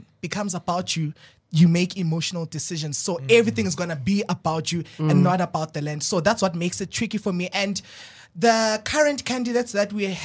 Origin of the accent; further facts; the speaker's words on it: Balfour, Mpumalanga, South Africa; also born or lived in Free State; I'm from Mpumalanga, but I was born in Free State, so grew up full-time in Mpumalanga.